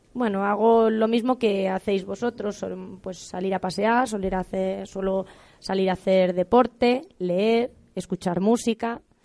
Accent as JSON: {"language": "Spanish", "town": "Aldearrodrigo", "region": "Castile and León", "country": "Spain", "also_born_or_lived": "Salamanca", "said": "Yo soy de un pueblo muy pequeñito de Salamanca que se llama Aldea Rodrigo"}